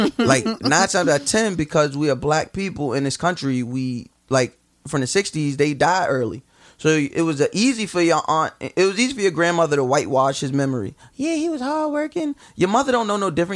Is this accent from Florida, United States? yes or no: no; Long Island, New York, United States; I'm from Long Island. Like I got a house. Like got backyard